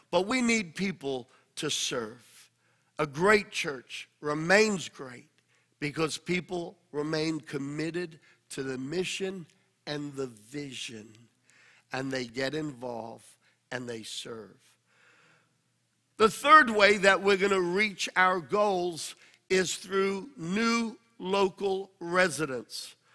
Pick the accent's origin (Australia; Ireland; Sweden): Australia; moved away as an adult; now in United States; When God told me to pioneer the church, I came from Australia uh, via New York.